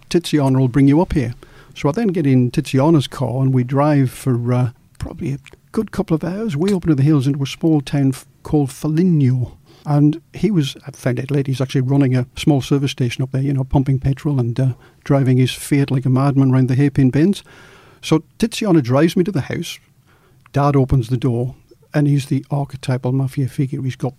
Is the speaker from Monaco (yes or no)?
no; Australia; also born or lived in Newcastle; I'm a journalist from Australia.